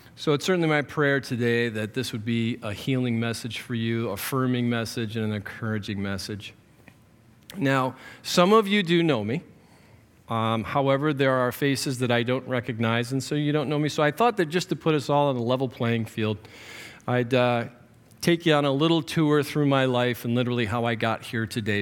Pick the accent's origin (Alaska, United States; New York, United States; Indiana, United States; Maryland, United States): New York, United States; Western; I was raised, born and raised in Western New York.